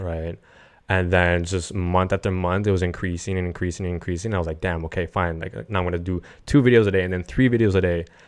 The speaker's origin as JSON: {"language": "English", "town": "Montreal", "region": "Quebec", "country": "Canada", "said": "I'm from Montreal originally"}